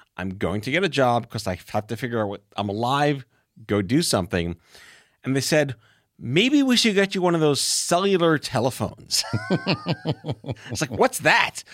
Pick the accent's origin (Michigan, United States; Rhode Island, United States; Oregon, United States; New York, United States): New York, United States; New York City; I'm from New York